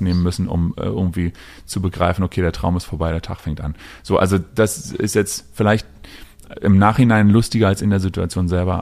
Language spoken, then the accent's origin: German; Berlin, Germany; ich bin ja Berliner und hier groß geworden